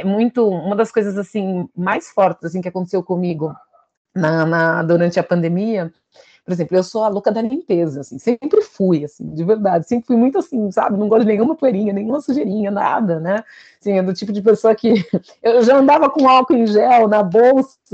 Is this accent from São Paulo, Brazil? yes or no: yes; São Paulo, Brazil; eu sou aqui de São Paulo